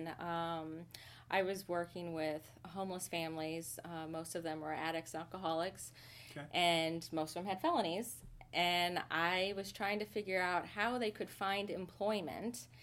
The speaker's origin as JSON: {"language": "English", "town": "Princeton", "region": "Iowa", "country": "United States", "tie": "born or raised there", "also_born_or_lived": "Utah / Alexandria, Virginia", "moved": "yes", "lives_now": "Kansas City, United States", "said": "I grew up in the Quad Cities. I grew up in Princeton, which is a very tiny town in the Quad Cities."}